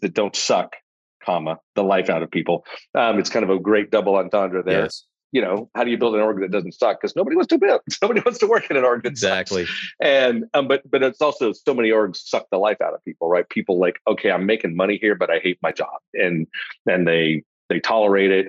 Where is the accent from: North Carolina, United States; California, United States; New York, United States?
California, United States; Los Angeles; now in Austin, United States; grew up in a I like to say lower middle class family is the right term for it. My dad was a social worker, my mom was a teacher, so it gives you a sense of the of the uh, lack of financial stature there. In in the suburbs